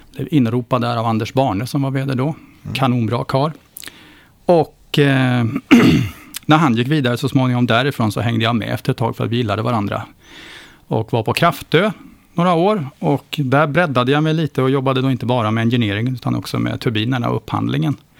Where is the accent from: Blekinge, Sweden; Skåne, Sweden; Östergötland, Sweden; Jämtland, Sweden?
Östergötland, Sweden; jag började klättra stolp hemma i Östergötland